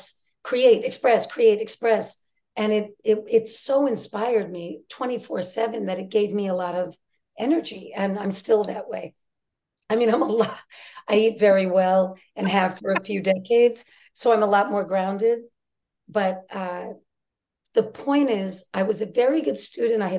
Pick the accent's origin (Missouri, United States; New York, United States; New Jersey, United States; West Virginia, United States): New York, United States; New York City; in the 70s, in Brooklyn and Queens